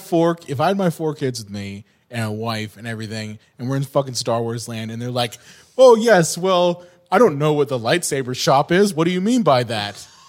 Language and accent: English; California, United States; moved away; I grew up in California.